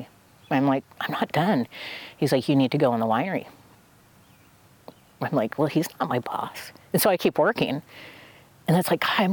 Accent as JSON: {"language": "English", "region": "Oregon", "country": "United States", "said": "I'm from Oregon"}